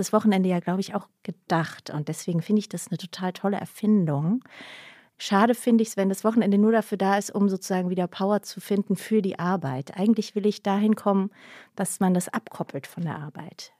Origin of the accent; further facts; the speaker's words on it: Heidenheim, Baden-Württemberg, Germany; accent: Swabian (Alb Swabian); moved away; von der Alp. Heidenheim halt.